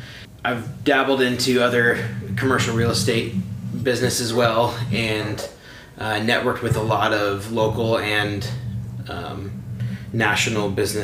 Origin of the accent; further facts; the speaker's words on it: Astoria, Oregon, United States; I'm the local affiliate here today. I'm from Astoria, where we're recording.